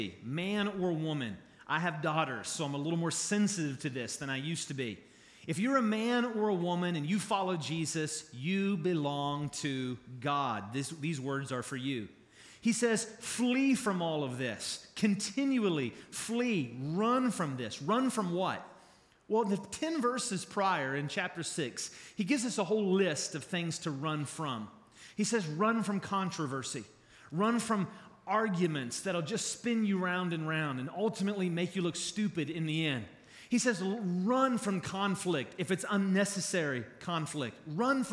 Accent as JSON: {"language": "English", "town": "Charleston", "region": "West Virginia", "country": "United States", "tie": "born or raised there", "also_born_or_lived": "Kentucky", "moved": "as an adult", "said": "I grew up here. I was born in Charleston."}